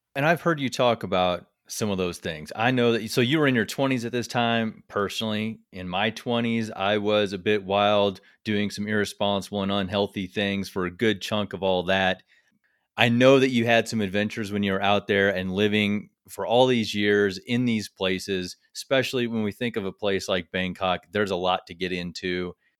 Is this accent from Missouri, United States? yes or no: yes; Missouri, United States; I'm actually from Missouri